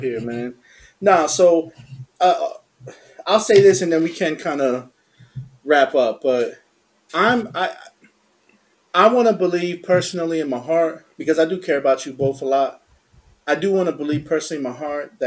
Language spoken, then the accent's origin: English; Florida, United States; I'm American. I'm born in Florida.